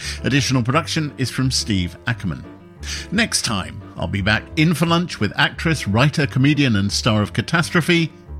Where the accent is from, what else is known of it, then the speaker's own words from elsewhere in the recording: United Kingdom; I'm a British man who doesn't like beer.